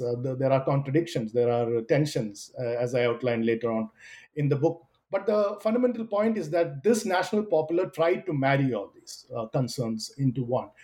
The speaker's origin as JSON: {"language": "English", "region": "Kerala", "country": "India", "said": "I am originally from Kerala"}